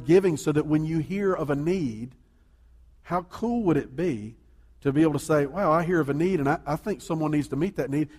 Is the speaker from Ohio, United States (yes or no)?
no; Columbia, South Carolina, United States; I grew up in Columbia, there's a big neighborhood over in West Columbia